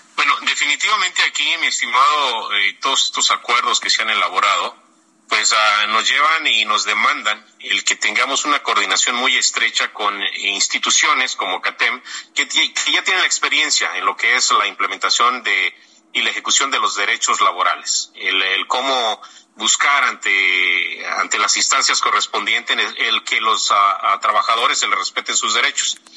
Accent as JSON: {"language": "Spanish", "country": "Mexico", "tie": "born or raised there", "moved": "yes", "lives_now": "United States", "said": "Para nosotros como comunidad mexicana nacida en México, mexicana migrante que ya somos residentes"}